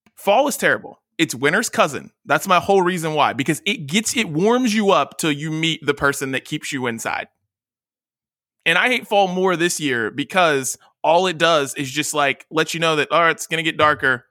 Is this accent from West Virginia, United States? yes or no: yes; West Virginia, United States; moved away; I'm from West Virginia. So, like, I lived in the small state.